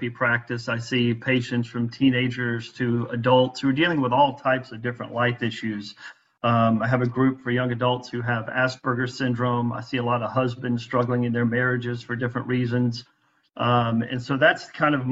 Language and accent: English; Byram, Mississippi, United States; now in St. Petersburg, United States; I grew up in Mississippi, right outside the capital, Jackson, Mississippi, in a small town called Byram